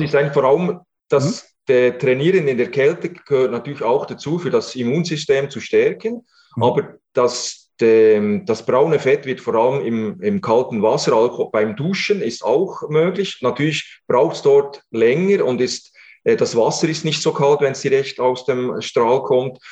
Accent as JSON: {"language": "German", "country": "Switzerland", "said": "bei uns in der Schweiz"}